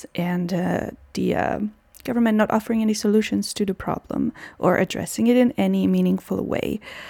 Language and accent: English; Czechia; my home country, the Czech Republic